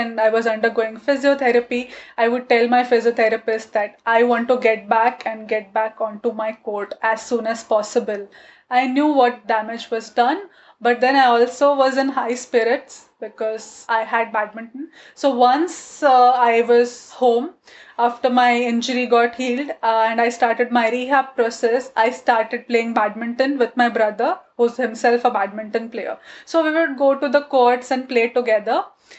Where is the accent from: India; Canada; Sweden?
India; first language Gujarati; English is a second language; My mother tongue is Gujarati. I speak Hindi and I also speak other languages, and of course English is my second language or the third language.